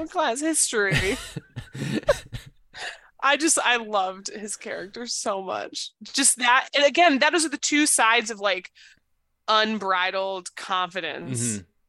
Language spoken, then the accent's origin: English; Maine, United States; I'm from Maine.